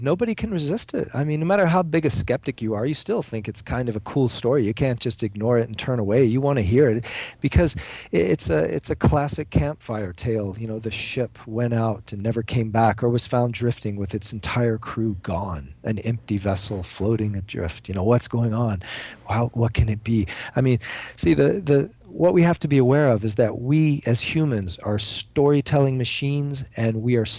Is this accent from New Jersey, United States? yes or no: no; Florida, United States; also born or lived in Cayman Islands; I grew up in South Florida, right there on the, you know, wading in the shores of the Bermuda Triangle. And I spent 20 years of my adult life in the Caribbean, living in the Cayman Islands.